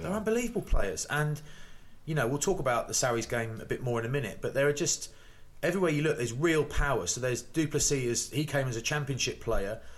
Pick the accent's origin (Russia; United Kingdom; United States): United Kingdom; England; Because I'm English, mate.